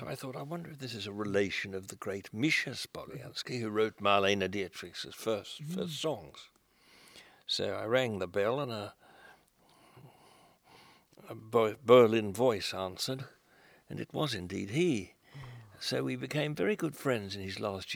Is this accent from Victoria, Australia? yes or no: yes; Melbourne, Victoria, Australia; these little corners of my hometown frequented by refugees